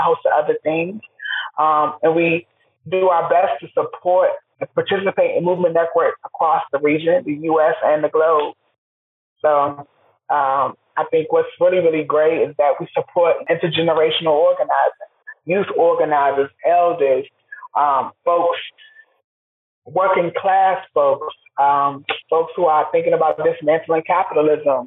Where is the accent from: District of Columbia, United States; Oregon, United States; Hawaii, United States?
District of Columbia, United States; Washington; now in Durham, United States; I'm originally from Washington, D.C. I'm a native, come from multiple generations, and D.C. means a lot to me. It shaped me, built my foundation